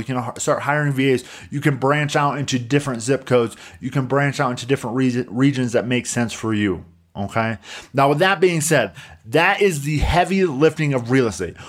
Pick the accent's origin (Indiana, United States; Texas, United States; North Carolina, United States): Indiana, United States; Coutts; moved away; a small little town like my hometown in Coutts, Indiana